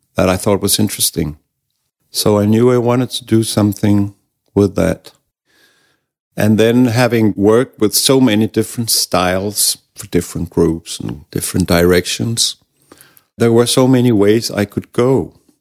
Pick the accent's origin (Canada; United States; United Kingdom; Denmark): Denmark; English is a second language; also born or lived in Copenhagen; we have a word in Danish